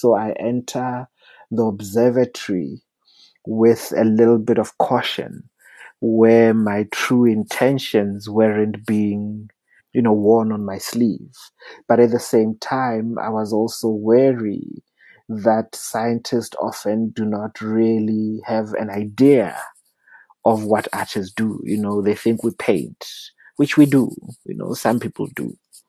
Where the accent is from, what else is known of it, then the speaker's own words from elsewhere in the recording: South Africa; I also entered it as a South African who does not shy away from difficult conversations.